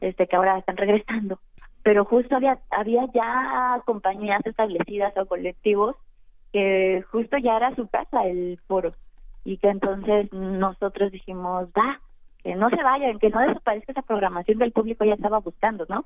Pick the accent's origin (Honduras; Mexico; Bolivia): Mexico; como mexicanos somos muy folclóricos